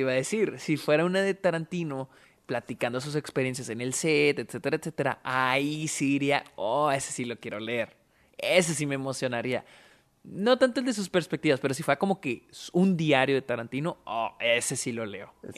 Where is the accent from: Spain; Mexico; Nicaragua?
Mexico; Delicias, Chihuahua; nosotros que nacimos aquí en, en Delicias, en Chihuahua